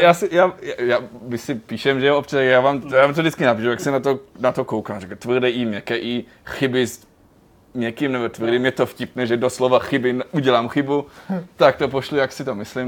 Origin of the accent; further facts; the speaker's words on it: Germany; moved away as an adult; now in Prague, Czech Republic; jsem celý život žil v Německu